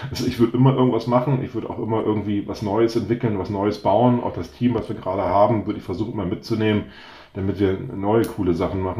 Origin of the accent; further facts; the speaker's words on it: North Sea coast, Germany; also ich bin ja an der Nordseeküste aufgewachsen und dann äh, sagt man der morgendliche Drümmelpott, ne?